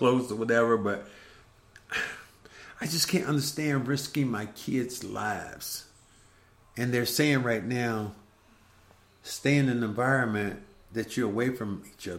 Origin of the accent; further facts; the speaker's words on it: Kinston, North Carolina, United States; my hometown of Kinston, North Carolina.